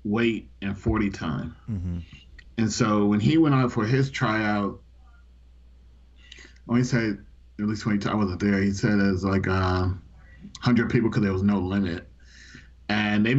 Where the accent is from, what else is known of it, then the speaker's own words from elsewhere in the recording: New York City, New York, United States; I grew up in Brooklyn in Bed-Stuy